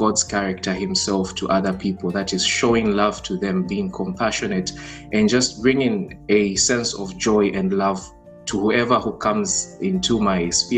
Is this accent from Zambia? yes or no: yes; Lusaka, Lusaka Province, Zambia; moved away as an adult; also born or lived in Chipata, Zambia / Mansa, Zambia; now in Padua, Italy; I was born in Zambia. I was born in Chipata specifically, but then I grew up in Lusaka